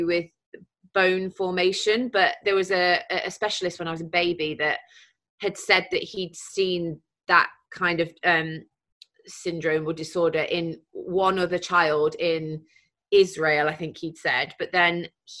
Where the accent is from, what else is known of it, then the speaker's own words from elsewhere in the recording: Mansfield, East Midlands, United Kingdom; growing up in Mansfield, I mean, it was fine, you know, it was just a normal upbringing